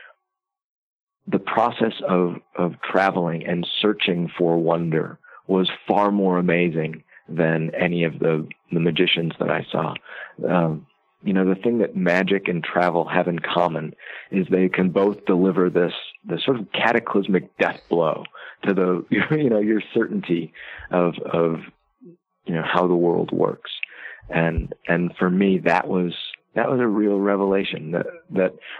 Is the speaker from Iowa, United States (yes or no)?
yes; Iowa, United States; I grew up in Iowa